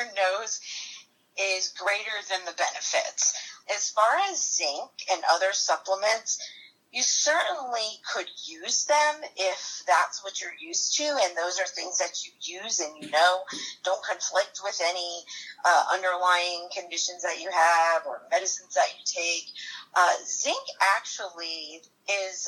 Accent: Connecticut, United States; moved away as an adult; now in North Carolina, United States; I'm originally from Connecticut, but I've been living in North Carolina for about 28 years.

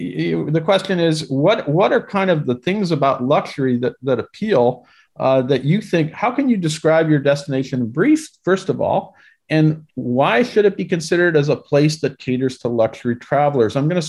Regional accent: New York, United States; I'm from New York, so you can tell from my background where I'm from.

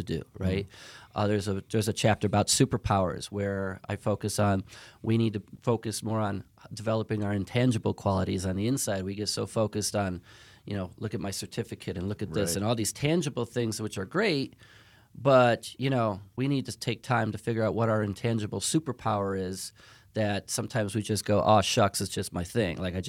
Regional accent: Chicago, Illinois, United States; I'm from Chicago.

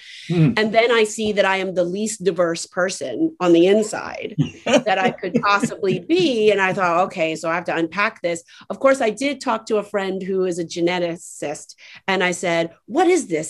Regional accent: Miami, Florida, United States; born or raised there; also born or lived in Atlanta

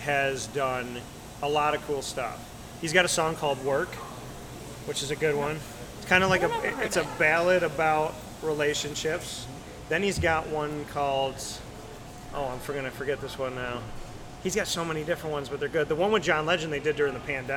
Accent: New York, United States; now in Florida, United States; I am from New York

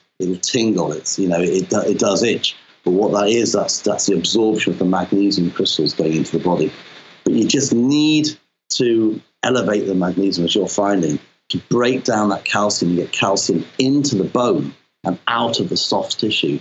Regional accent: Wales, United Kingdom; moved away; I'm Welsh originally, so my folks were from Pembrokeshire

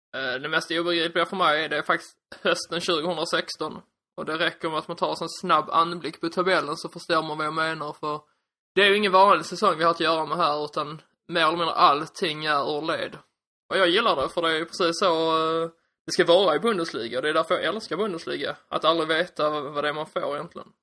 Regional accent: Skåne, Sweden; accent: Skånska; jag hoppas att ni står ut med min skånska

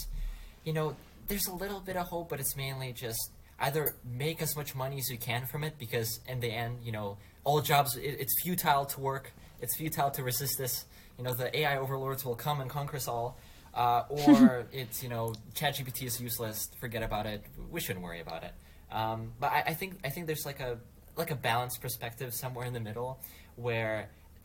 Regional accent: Russia; I'm from Russia.

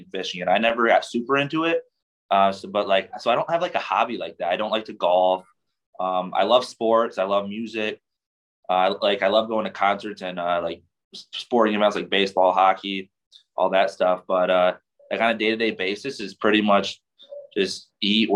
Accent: Michigan, United States; I'm from Michigan.

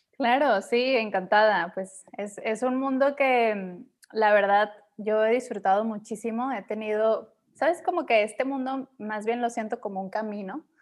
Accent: Mexico; Y regresé a México

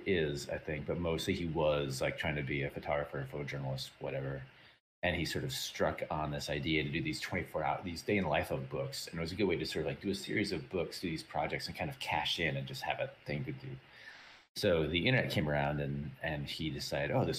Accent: Mount Horeb, Wisconsin, United States; moved away as an adult; also born or lived in Green Bay, Wisconsin / Madison, Wisconsin; now in Bay Area, United States; born and raised in just outside of Madison in a tiny little town called Mount Horeb

